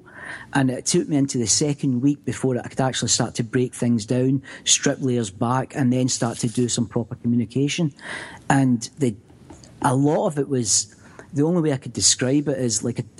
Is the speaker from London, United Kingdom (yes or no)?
no; Scotland, United Kingdom; growing up in Scotland